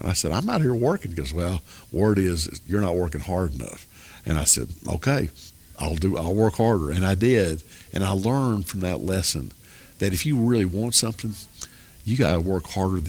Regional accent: Wilson County, Tennessee, United States; When I was growing up in Wilson County

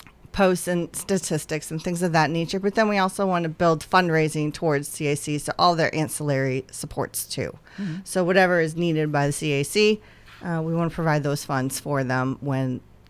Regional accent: New Hampshire, United States; also born or lived in Chicago; So never heard of it growing up in the Northeast where I was living in New Hampshire. And then I moved to Chicago and heard all about it.

